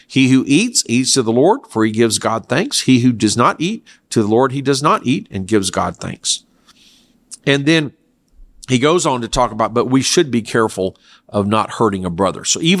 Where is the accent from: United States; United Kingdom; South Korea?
South Korea; I grew up in Korea where it was acceptable to eat dog meat, especially in the summer.